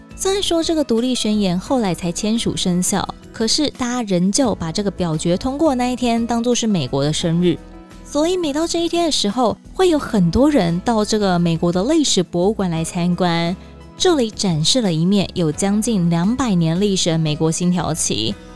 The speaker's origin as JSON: {"language": "Chinese", "country": "Taiwan", "said": "我是台湾人"}